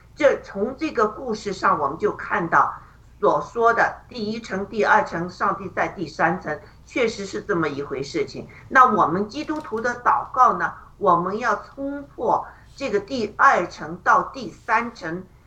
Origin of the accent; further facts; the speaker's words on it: China; 我们中国人